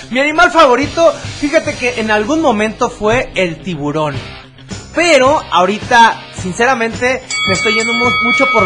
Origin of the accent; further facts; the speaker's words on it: Zapopan, Jalisco, Mexico; de Zapopan.